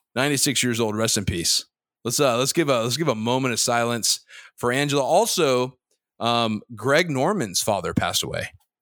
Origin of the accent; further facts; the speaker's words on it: Dhahran, Eastern Province, Saudi Arabia; born there; Complete transparency. I was born in Dahran, Saudi Arabia.